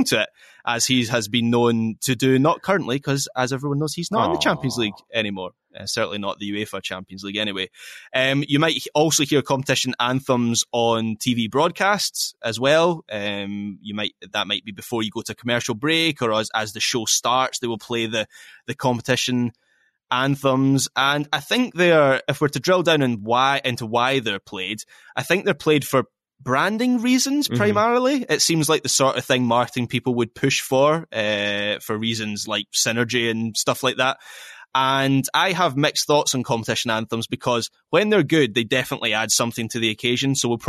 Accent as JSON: {"language": "English", "region": "Scotland", "country": "United Kingdom", "said": "I am a Scottish football fan and that Scotland's last World Cup was the 98 World Cup"}